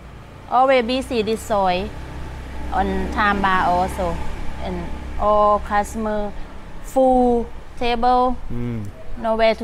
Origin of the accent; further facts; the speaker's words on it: Buriram, Thailand; moved away as an adult; now in Pattaya, Thailand; I am from Buriram, ka. From Isan.